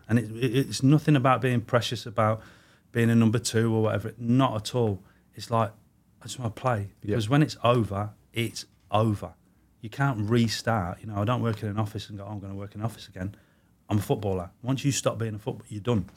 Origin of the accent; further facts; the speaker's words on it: Warwick, West Midlands, United Kingdom; also born or lived in Manchester; I was born in Manchester, moved to the Midlands, which is where my mum's from. So I grew up in sort of Warwick, Leamington, that sort of way